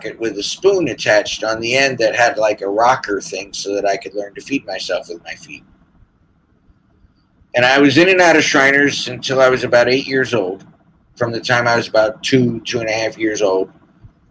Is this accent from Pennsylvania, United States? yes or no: yes; Philadelphia, Pennsylvania, United States; also born or lived in Allentown, Pennsylvania; I was placed as a ward of the state of Pennsylvania, because I was born in Philadelphia